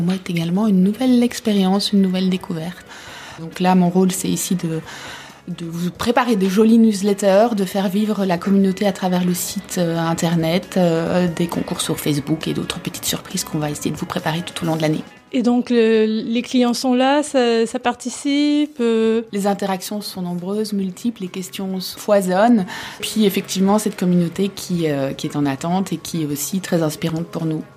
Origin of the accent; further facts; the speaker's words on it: Belgium; also born or lived in Africa; now in Paris, France; je suis belge, épouse d'un Français.